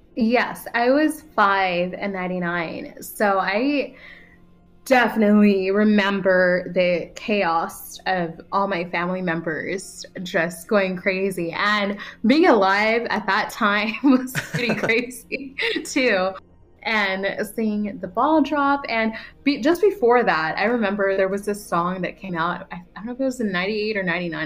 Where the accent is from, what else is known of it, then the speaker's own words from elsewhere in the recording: United States; I was born in America and I speak kind of funny in English